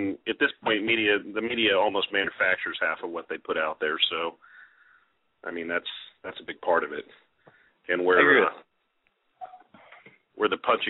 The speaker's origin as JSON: {"language": "English", "town": "Coral Gables", "region": "Florida", "country": "United States", "said": "I'm from Coral Gables"}